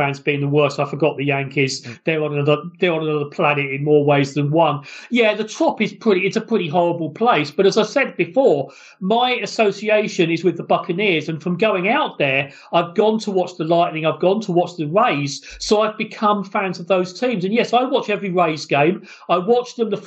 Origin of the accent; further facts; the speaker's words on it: United Kingdom; in country like Great Britain, where we don't really have the facilities and the rinks to do it